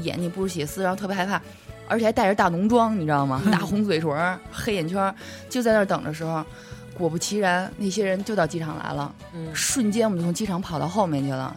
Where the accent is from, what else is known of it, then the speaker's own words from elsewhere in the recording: Beijing, China; 我土生土长北京人